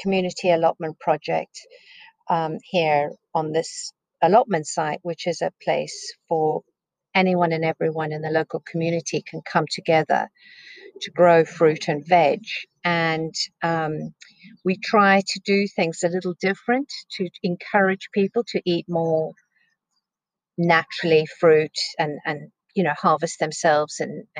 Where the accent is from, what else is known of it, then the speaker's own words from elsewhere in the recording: South Africa; also born or lived in England / California; now in United Kingdom; I grew up in South Africa